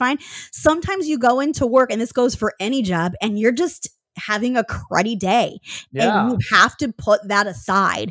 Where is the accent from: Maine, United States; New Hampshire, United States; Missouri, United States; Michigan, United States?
Michigan, United States; moved away as an adult; also born or lived in Seattle; which is what brought me out to that city in 2011 from my hometown in Michigan